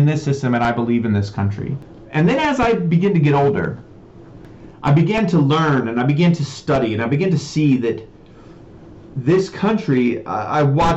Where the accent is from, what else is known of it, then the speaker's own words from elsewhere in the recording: Oregon, United States; also born or lived in California; I was born in California. We moved to Oregon when I was a kid, and I spent the majority of my life in a very small town